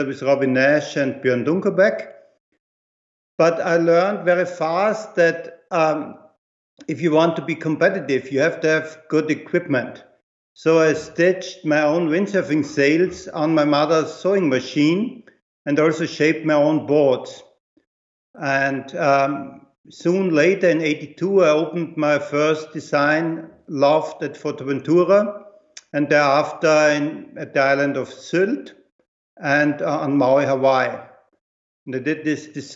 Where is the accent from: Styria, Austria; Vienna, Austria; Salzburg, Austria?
Styria, Austria; Graz; moved away as an adult; now in Munich, Germany; I was born in Graz in Austria 58 years ago, and I started skateboarding at the age of 8 years